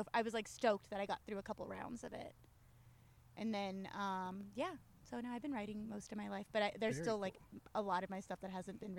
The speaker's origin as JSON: {"language": "English", "town": "Chino", "region": "California", "country": "United States", "tie": "born or raised there", "also_born_or_lived": "Los Angeles", "said": "I actually grew up in Chino. I was born in L.A."}